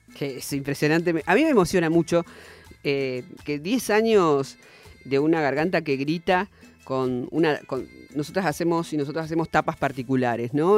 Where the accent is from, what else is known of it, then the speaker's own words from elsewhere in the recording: Santa Fe, Argentina; Yo vengo de Santa Fe